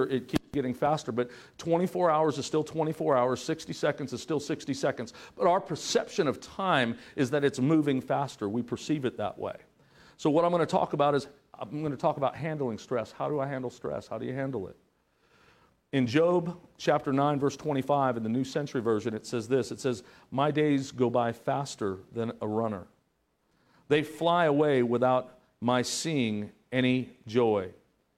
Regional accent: Southern California, United States; moved away as an adult; also born or lived in Broken Arrow, Oklahoma; I was from Southern California.

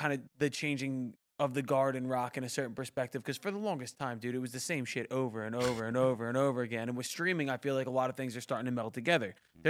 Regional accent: Philadelphia, Pennsylvania, United States; I'm from Philly

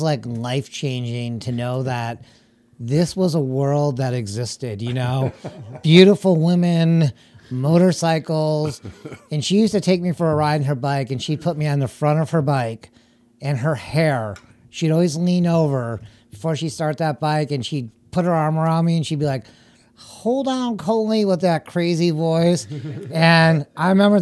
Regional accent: Oakland County, Michigan, United States; also born or lived in Detroit, Michigan; I was raised most of my life in Oakland County

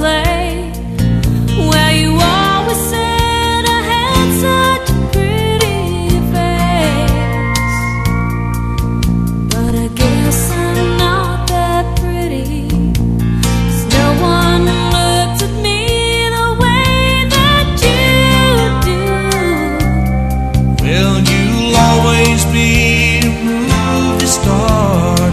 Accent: Corcoran, California, United States; my hometown at Corcoran, California

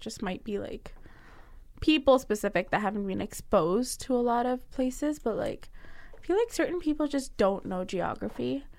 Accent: Pakistan; now in Guelph, Canada; I told someone I was from Pakistan

